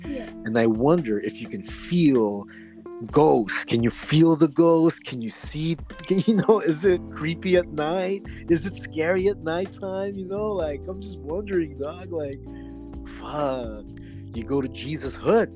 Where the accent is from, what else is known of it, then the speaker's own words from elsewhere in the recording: Oxnard, California, United States; also born or lived in Philippines; as a Filipino man who grew up in who was born in the Philippines, very Catholic rigid country, and I grew up in Oxnard since I was 10 years old